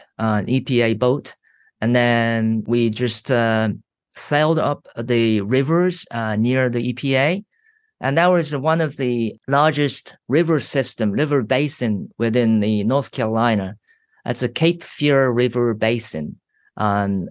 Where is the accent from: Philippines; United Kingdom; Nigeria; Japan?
Japan; moved away as an adult; I was from Japan